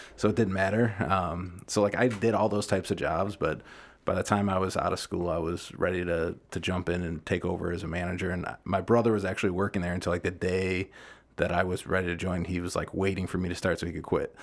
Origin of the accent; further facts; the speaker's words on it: Deerfield, Illinois, United States; I grew up in Deerfield.